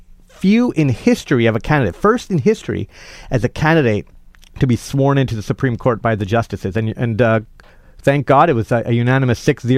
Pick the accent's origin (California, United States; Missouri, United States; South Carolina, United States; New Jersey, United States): California, United States; Fullerton; now in Costa Mesa, United States; I grew up in Fullerton, but I actually live here in Costa Mesa, and I've been a part of this community.